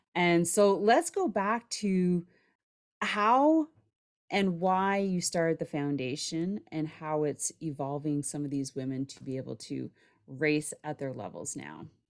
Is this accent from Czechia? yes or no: no; Canada; I'm from Canada